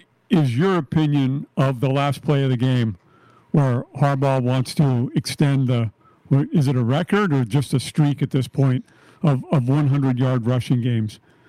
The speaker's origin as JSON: {"language": "English", "region": "Northern California", "country": "United States", "said": "I'm from Northern California."}